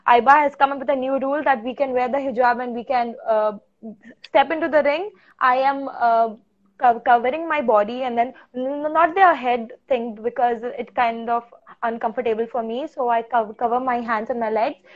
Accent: Goa, India; I am from Goa

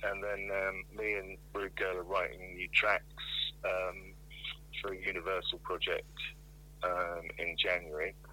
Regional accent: Plymouth, South West England, United Kingdom; moved away; also born or lived in London; I was growing up in Plymouth. I was going to school in Plymouth

